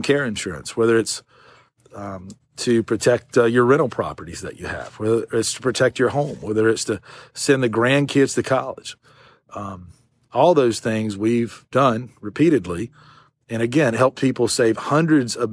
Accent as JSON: {"language": "English", "town": "Shelby", "region": "North Carolina", "country": "United States", "tie": "born or raised there", "said": "Shelby, which is my hometown, which is where I'm at right now"}